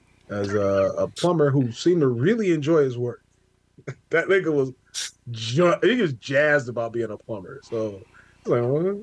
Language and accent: English; Detroit, Michigan, United States; I'm from Detroit.